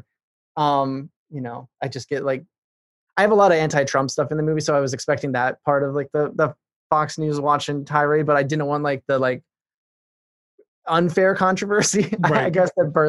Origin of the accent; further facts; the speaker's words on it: Ireland; I grew up in Ireland. My parents are evangelical missionaries.